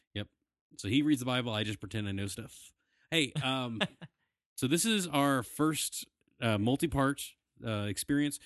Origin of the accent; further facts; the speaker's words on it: Southwest Virginia, United States; We are from Southwest Virginia